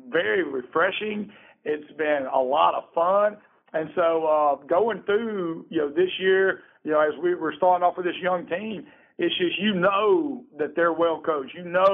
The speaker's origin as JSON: {"language": "English", "town": "Greenville", "region": "Alabama", "country": "United States", "moved": "yes", "lives_now": "Georgia, United States", "said": "I'm from Alabama, and I came to Georgia"}